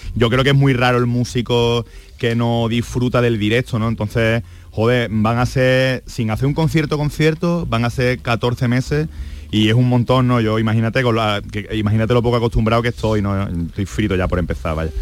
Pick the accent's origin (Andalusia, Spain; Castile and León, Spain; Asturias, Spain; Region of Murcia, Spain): Andalusia, Spain; yo soy andaluz